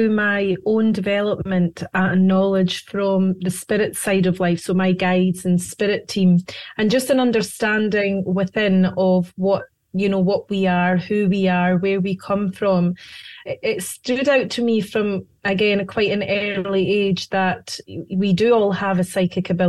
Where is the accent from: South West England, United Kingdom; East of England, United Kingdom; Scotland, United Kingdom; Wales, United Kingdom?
Scotland, United Kingdom; now in United States; Yes, I am. Yes, as you can hear by my accent.